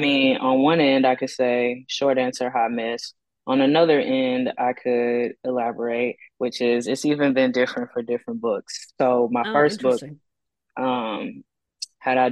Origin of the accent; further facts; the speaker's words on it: Texas, United States; now in Austin, United States; growing up in Texas